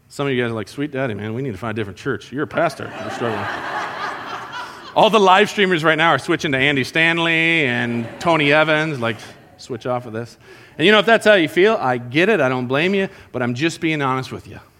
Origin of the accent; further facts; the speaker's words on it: Colombia; And I grew up with Jason in Columbia. You know, in Columbia is something that we used to do together. We'd build forts in the mountains.